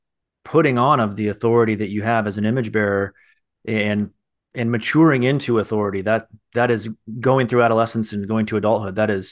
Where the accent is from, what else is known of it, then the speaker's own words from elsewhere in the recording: United States; I'm an American.